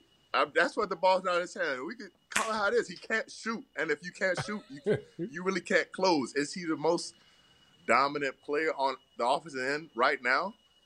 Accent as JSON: {"language": "English", "town": "Dallas", "region": "Texas", "country": "United States", "said": "I'm from Dallas."}